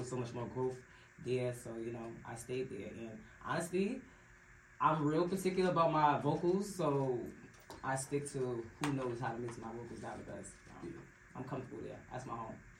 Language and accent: English; Bloomfield, Connecticut, United States; I'm from Bloomfield, Connecticut